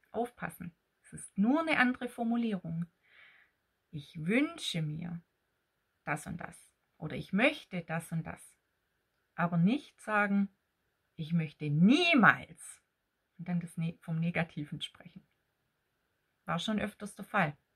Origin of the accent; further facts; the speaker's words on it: Baden-Württemberg, Germany; accent: Swabian; now in Ettlingen, Germany; eigentlich bin ich Schwäbin. Ich streng mich immer an, hier etwas äh, verständlicher zu sprechen, aber so das ganze Schwäbische kann ich dann doch nicht verstecken, gell? Und ich lebe im Badischen in Ettlingen bei Karlsruhe.